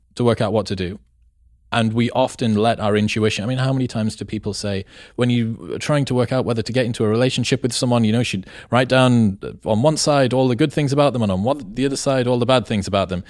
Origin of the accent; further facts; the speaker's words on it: England, United Kingdom; I'm from England